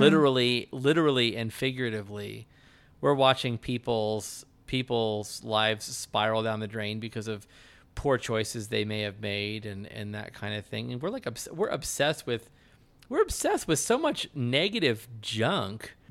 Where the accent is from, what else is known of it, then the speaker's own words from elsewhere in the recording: United States; as an American